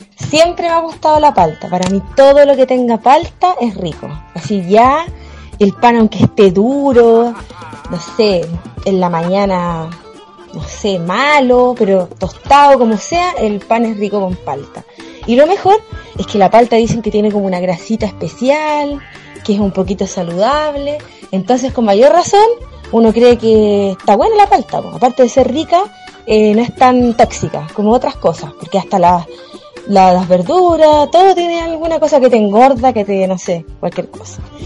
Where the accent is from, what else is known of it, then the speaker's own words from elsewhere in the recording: Chile; como buena chilena que soy